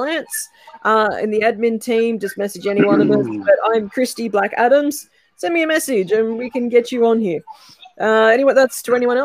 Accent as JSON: {"language": "English", "country": "Australia", "said": "I'm Australian"}